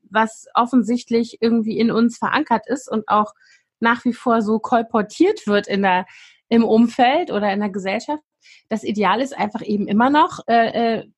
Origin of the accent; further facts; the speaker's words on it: West Germany, Germany; also ich bin ja in Westdeutschland groß geworden